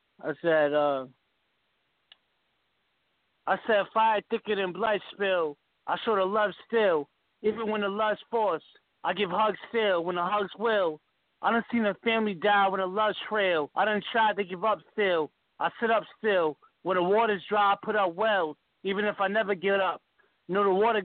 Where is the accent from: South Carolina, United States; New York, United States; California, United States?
New York, United States; Yonkers; moved away as an adult; also born or lived in Massachusetts; now in Greenwich, Connecticut, United States; I'm from Yonkers, man. I'm from Yonkers, New York. Born in Mass, Boardtown, Mass.